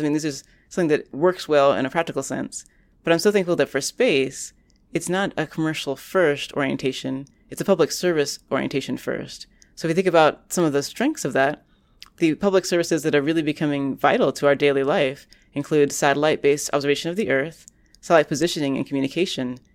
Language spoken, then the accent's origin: English; Orlando, Florida, United States; now in Boston, United States; now that I live in Boston, which is quite far from the hometown where I grew up in Orlando, Florida